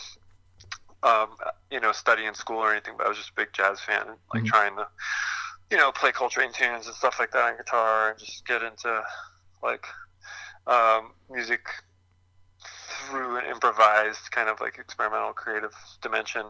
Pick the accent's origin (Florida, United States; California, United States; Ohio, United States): Florida, United States; moved away as an adult; also born or lived in Tallahassee, Florida; now in Asheville, United States; I'm from Florida.